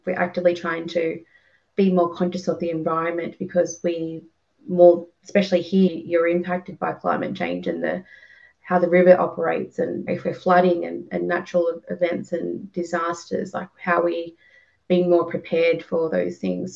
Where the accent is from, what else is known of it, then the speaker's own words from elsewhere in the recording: Griffith, New South Wales, Australia; I grew up in Griffith and around like surrounding areas